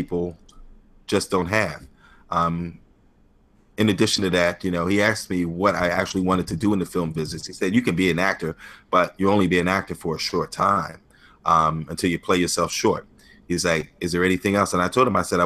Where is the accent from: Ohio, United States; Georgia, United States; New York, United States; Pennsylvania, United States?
New York, United States; also born or lived in Hong Kong; now in Philadelphia, United States; I was born and raised in New York. But I've transpired to Philadelphia now.